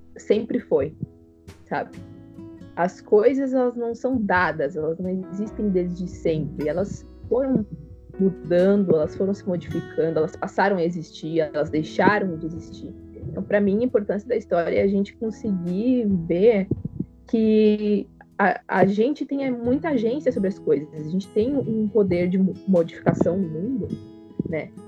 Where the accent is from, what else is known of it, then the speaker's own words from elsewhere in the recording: Pelotas, Rio Grande do Sul, Brazil; moved away as an adult; also born or lived in Santa Maria; now in Florianópolis, Brazil; Eu, eu sou natural de Pelotas, Rio Grande do Sul.